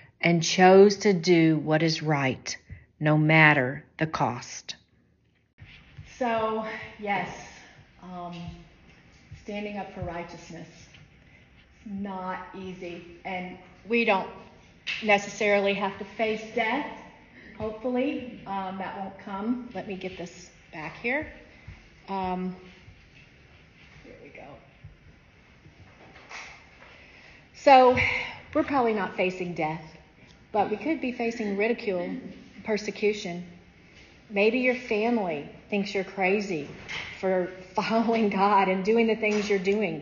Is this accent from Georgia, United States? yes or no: yes; Atlanta, Georgia, United States; I was raised in Atlanta, Georgia